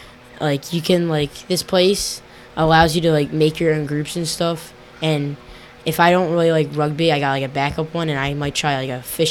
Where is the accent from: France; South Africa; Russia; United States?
United States; Hamilton, New Jersey; 14 years old, and I'm from Hamilton, New Jersey.